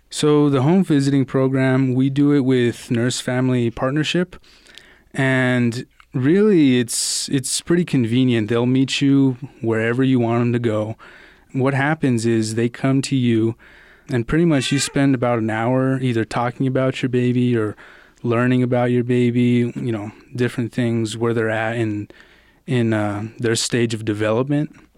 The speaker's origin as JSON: {"language": "English", "town": "Albuquerque", "region": "New Mexico", "country": "United States", "tie": "born or raised there", "also_born_or_lived": "Austin, Texas", "said": "I was born in Austin, Texas, but I've pretty much grown up in Albuquerque, New Mexico since I was about five or six."}